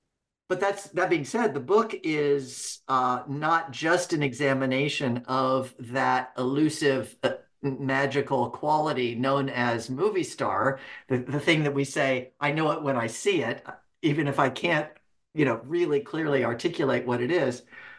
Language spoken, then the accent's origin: English; Reading, United States; as a 10-year-old kid at the Cascade Theater in my hometown of Reading, watching Taming of the Shrew